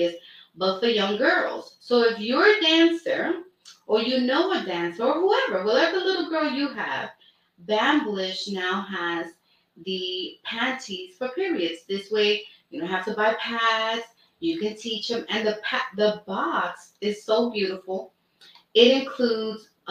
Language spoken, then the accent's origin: English; New York City, New York, United States; also born or lived in Brooklyn; now in Bronx, United States; I was born in Brooklyn, raised in Washington Heights.